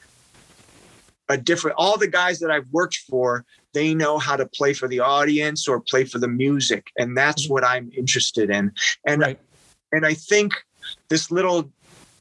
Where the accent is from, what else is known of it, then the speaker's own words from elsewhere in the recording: Detroit, Michigan, United States; growing up in Detroit